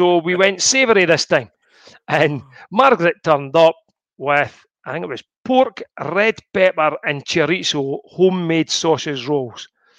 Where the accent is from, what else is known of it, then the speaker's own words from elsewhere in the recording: Scotland, United Kingdom; us being Scottish